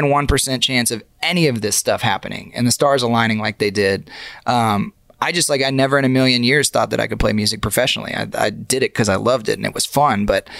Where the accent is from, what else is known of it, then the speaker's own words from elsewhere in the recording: Austin, Texas, United States; it was a bunch of people that were moving new to Austin. And I was the guy from Austin.